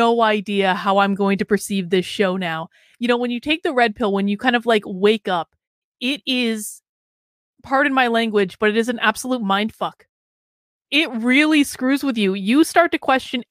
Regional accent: New Hampshire, United States; I am from New Hampshire, the home of Josiah Bartlett. I do actually live here

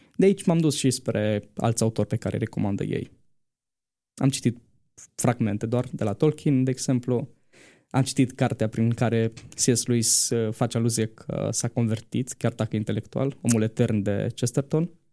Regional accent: Bistrița, Bistrița-Năsăud, Romania; moved away as an adult; now in Bucharest, Romania; sunt din Bistrița, dar uh, mai exact de pe Valea Burgăului, în apropiere de Colibița

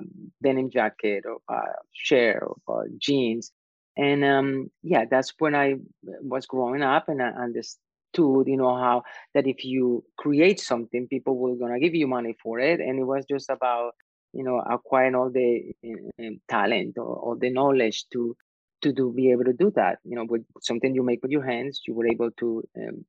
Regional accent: Medellín, Antioquia, Colombia; English is a second language; moved away as an adult; now in New York, United States; I was born in Medellin, Colombia, which is a textile industry mecca in Latin America. And my family also in the manufacturing business. So I grew up among fabrics and sewing machines and cutting.

